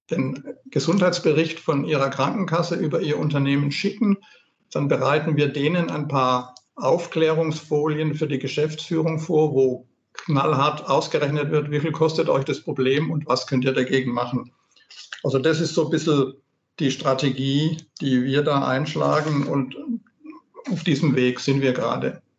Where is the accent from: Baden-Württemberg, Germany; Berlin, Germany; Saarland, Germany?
Baden-Württemberg, Germany; Also als Schwabe bin ich jetzt fast ein bisschen verlegen nach diesem kleinen Werbeblock von der Gudrun.